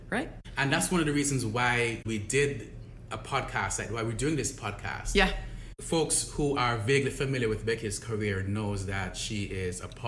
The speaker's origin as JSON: {"language": "English", "country": "Jamaica", "tie": "born or raised there", "said": "I grew up in Jamaica. I grew up in Jamaica in a middle class ha- household. My dad was a civil servant, my mom was a teacher."}